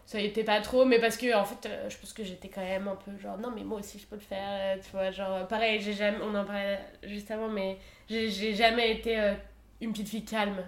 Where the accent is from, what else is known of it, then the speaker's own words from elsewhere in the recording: Isère, Auvergne-Rhône-Alpes, France; je viens d'Isère, donc on était tout le temps à la montagne